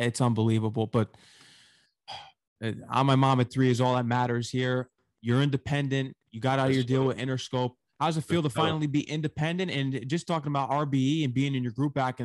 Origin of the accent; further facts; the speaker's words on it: New York, United States; I'm from New York